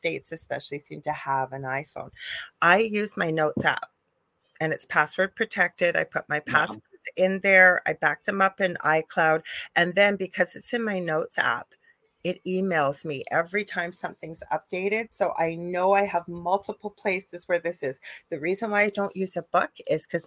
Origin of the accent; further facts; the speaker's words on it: Canada; I am a Canadian spiritual medium